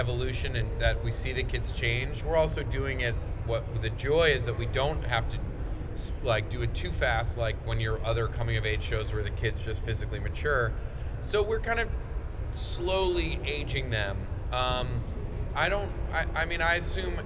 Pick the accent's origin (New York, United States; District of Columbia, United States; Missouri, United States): New York, United States; Rye; Andrew and I grew up in Westchester. I grew up in Rye